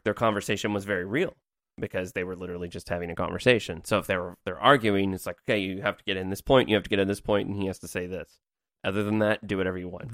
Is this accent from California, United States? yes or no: no; Evansville, Indiana, United States; my hometown of Evansville, Indiana